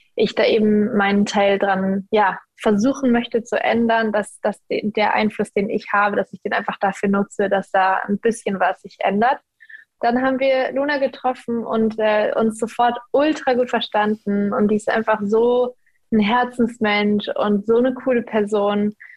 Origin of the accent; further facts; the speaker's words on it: Kassel, Hesse, Germany; ich denke total gerne an meine Jugend in Kassel zurück